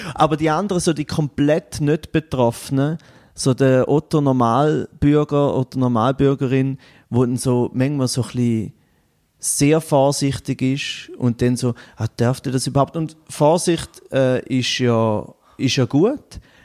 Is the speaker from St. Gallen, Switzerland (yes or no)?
yes; Goldach, St. Gallen, Switzerland; now in Bern, Switzerland; ich komme aus Goldach ursprünglich am Bodensee, aus äh, Kanton St. Gallen, wohne jetzt aber zu Bern